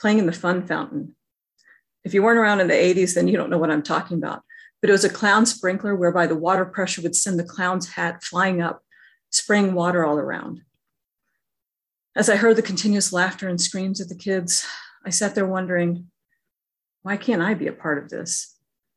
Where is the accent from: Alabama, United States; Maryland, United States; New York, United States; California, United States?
Alabama, United States; Growing up in Alabama